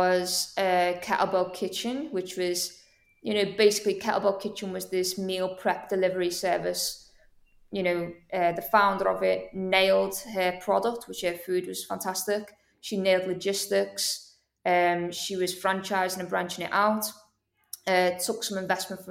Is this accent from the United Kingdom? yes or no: yes; Liverpool, North West England, United Kingdom; now in Manchester, United Kingdom; I'm originally from Liverpool